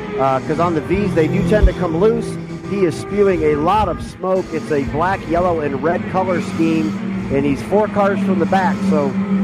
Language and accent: English; Medina, Ohio, United States; my hometown of Medina, Ohio